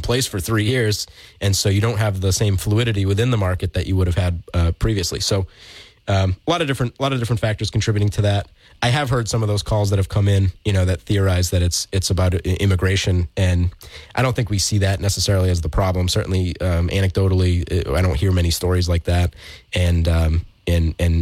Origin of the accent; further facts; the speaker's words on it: New Bedford, Massachusetts, United States; I'm born and raised in New Bedford.